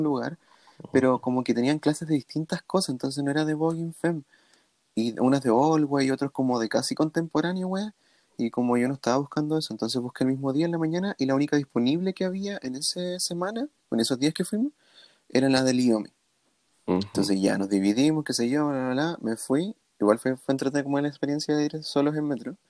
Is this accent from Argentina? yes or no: no; Chile; soy latino, la la soy de Chile, hablo español